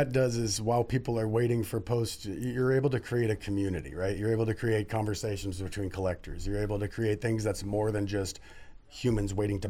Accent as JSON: {"language": "English", "town": "Redwood City", "region": "California", "country": "United States", "moved": "as an adult", "lives_now": "San Jose, United States"}